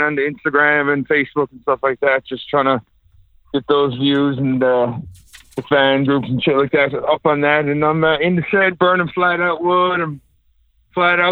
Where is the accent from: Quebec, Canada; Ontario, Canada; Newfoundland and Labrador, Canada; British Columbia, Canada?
Newfoundland and Labrador, Canada; Logy Bay; Logie Bay boy.